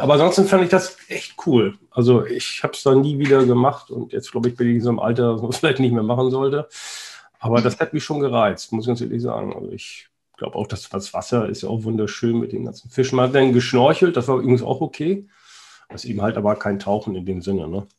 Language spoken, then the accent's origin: German; Heikendorf, Schleswig-Holstein, Germany; mein Heimatort, wo, wo ich herkomme und aufgewachsen bin, Heikendorf zwischen Kiel und Laboe